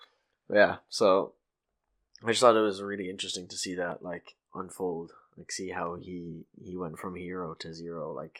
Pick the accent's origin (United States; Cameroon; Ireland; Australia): Ireland; we're Irish.